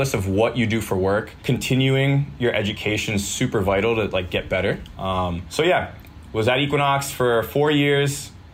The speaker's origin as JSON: {"language": "English", "town": "Milford", "region": "Massachusetts", "country": "United States", "tie": "born or raised there", "said": "I'm from Milford, Mass, which is Central Mass"}